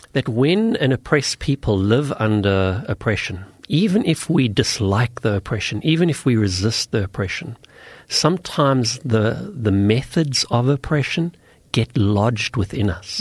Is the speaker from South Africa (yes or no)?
yes; South Africa; I come from South Africa